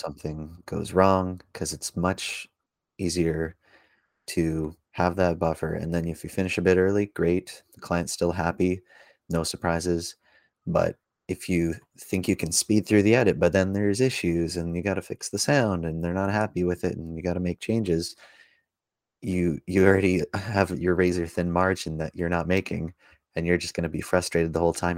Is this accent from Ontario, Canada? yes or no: no; Langley, British Columbia, Canada; growing up in Langley